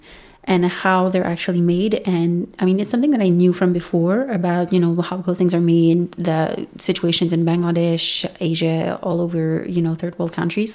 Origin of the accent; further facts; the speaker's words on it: Montreal, Quebec, Canada; first language French; English is a second language; also born or lived in Alberta; I'm from Montreal, Canada. French is my first language. English is my second language.